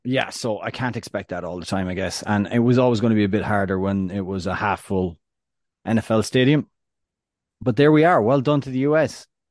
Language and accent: English; Ireland; I'm, I'm Irish